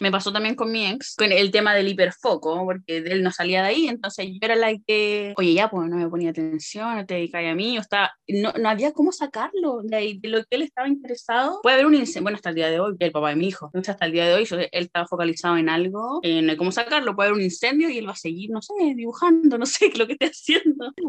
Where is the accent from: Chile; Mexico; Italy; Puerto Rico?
Chile; Puente Alto, Santiago Metropolitan Region; Soy de Santiago, en Puente Alto.